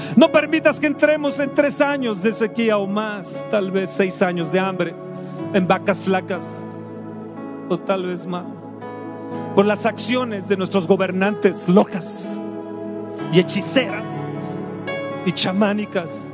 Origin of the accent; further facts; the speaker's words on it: Mexico; Sana mi tierra. Sana mi México, Señor.